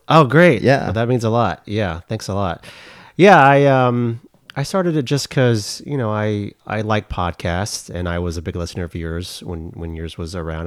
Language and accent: English; Oklahoma, United States; I'm from Oklahoma, went to the University of Oklahoma.